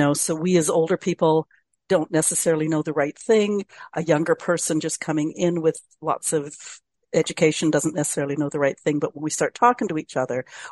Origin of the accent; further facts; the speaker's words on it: Canada; as a Canadian